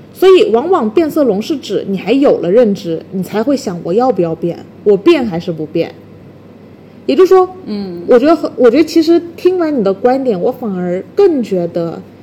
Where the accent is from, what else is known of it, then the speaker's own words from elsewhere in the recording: China; 我们中国人比较内斗